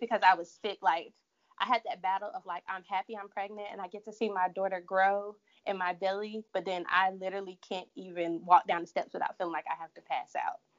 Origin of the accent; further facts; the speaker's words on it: Durham, North Carolina, United States; moved away as an adult; also born or lived in Charlotte, North Carolina; I'm originally from Durham, North Carolina, but I moved to Charlotte in 2010 to go to school